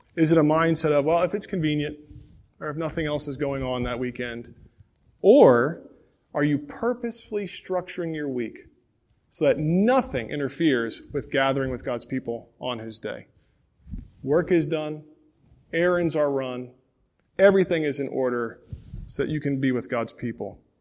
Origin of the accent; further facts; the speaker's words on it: Pontiac, Michigan, United States; I was born in Pontiac, Michigan, and for a few years I lived with my grandparents